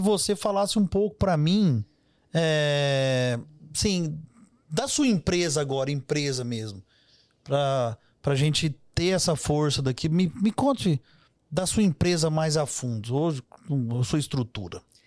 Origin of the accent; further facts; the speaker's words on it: Minas Gerais, Brazil; Eu adoro conversar com gente, é como um bom mineiro